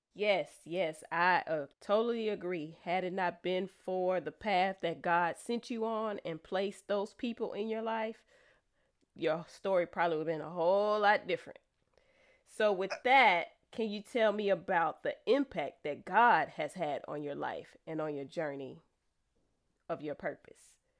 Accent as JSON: {"language": "English", "town": "Austin", "region": "Texas", "country": "United States", "said": "I'm from the Austin area"}